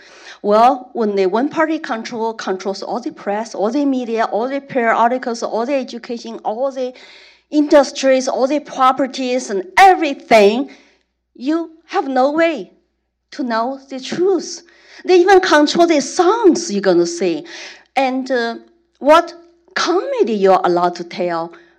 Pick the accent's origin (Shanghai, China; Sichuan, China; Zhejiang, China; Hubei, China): Sichuan, China; Chengdu; English is a second language; now in United States; I was born in Chengdu, Sichuan province, right before Mao started the great proletarian cultural revolution. And my parents were illiterate workers.